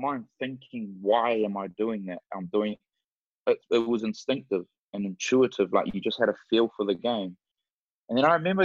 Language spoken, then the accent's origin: English; New Zealand; moved away; also born or lived in Scotland / Glasgow / London; Grew up in New Zealand